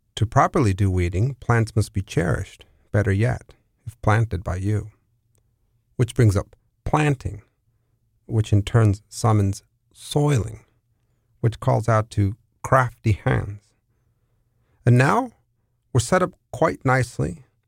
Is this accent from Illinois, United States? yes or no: no; San Diego, California, United States; also born or lived in San Francisco / New York City; now in New Orleans, United States; I'm originally from San Diego, California